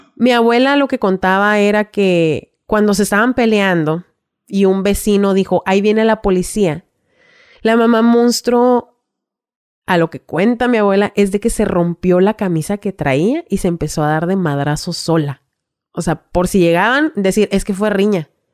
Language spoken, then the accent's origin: Spanish; Ensenada, Baja California, Mexico; also born or lived in Mexicali; Me llevan en Senada de nuevo, que es de donde yo soy